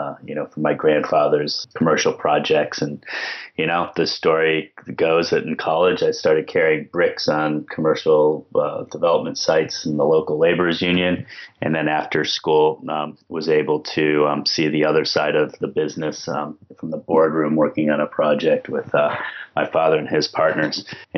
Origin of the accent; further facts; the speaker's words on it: Cleveland, Ohio, United States; moved away as an adult; also born or lived in Colorado / Melbourne, Australia; now in Geelong, Australia; I was born and raised in Cleveland, Ohio